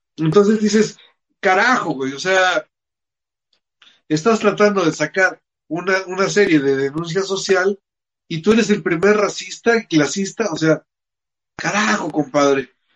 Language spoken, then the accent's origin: Spanish; Mexico City, Mexico; de nosotros tres que somos chilangos